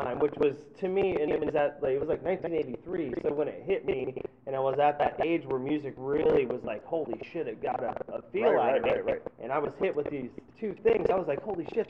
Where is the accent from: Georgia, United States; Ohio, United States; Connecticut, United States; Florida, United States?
Florida, United States; Sarasota; I grew up in Sarasota, Florida